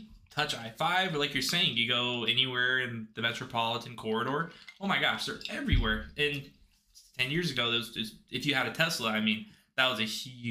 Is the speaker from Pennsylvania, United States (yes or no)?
no; Pendleton, Oregon, United States; also born or lived in La Grande, Oregon; I am from Pendleton, Oregon. Born and raised.